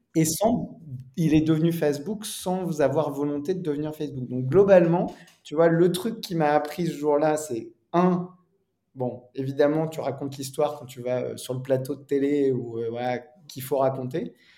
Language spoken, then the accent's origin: French; Normandy, France; je suis normand